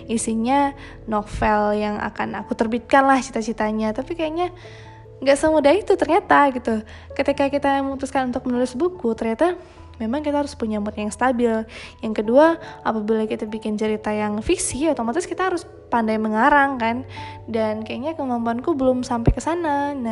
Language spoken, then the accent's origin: Indonesian; Padang Panjang, West Sumatra, Indonesia; aku malah lebih banyak tahu tentang Padang Panjang karena aku besarnya di Padang Panjang